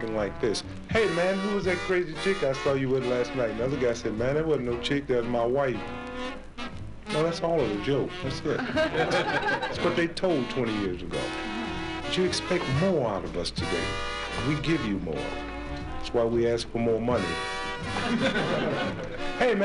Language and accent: English; St. Louis, Missouri, United States; Born and raised in St. Louis, Missouri